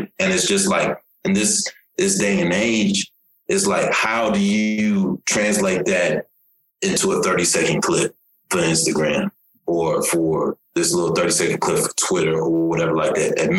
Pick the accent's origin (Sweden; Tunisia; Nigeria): Nigeria; now in United States; for myself, you know, I'm from Nigeria originally. You know, I moved to the United States in 89, you know what I'm saying?